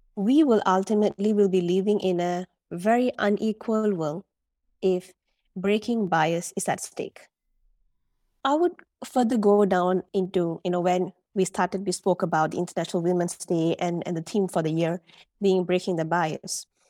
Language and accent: English; Malaysia; moved away as an adult; also born or lived in United Arab Emirates; now in Dubai, United Arab Emirates; I'm a Malaysian, and like I've mentioned, I'm currently living in the U A E for the past three years